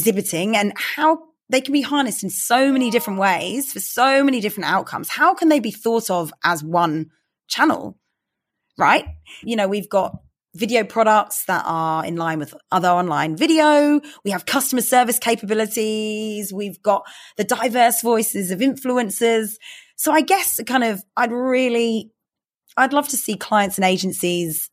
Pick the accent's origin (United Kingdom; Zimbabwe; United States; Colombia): United Kingdom; London; I grew up in London